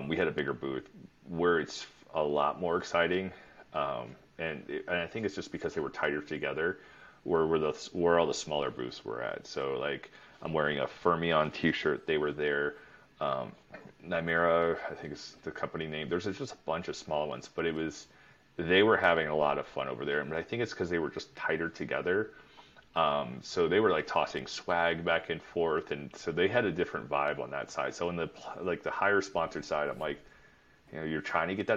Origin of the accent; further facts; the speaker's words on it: Cleveland, Ohio, United States; I'm from Cleveland